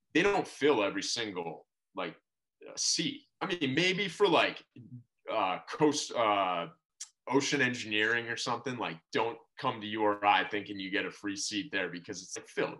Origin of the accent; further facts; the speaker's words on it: Narragansett, Rhode Island, United States; moved away; also born or lived in Boston, Massachusetts / Providence, Rhode Island / Honolulu, Hawaii; I was born in Boston, but uh, pretty much grew up in Rhode Island uh, my whole life.